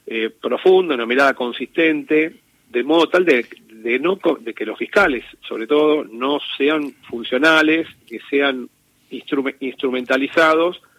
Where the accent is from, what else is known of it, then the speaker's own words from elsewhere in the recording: Argentina; El único país que a nivel federal sigue teniendo el modelo de hace 200 años, un modelo inquisitivo, somos la Argentina. Pese a que nosotros tenemos, la, eh, Argentina es la cuna de los grandes juristas procesal, procesalistas, ¿no?